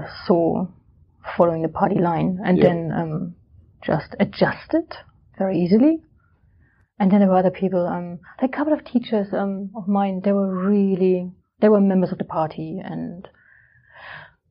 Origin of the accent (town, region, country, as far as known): Germany; born or raised there; moved away as an adult; now in London, United Kingdom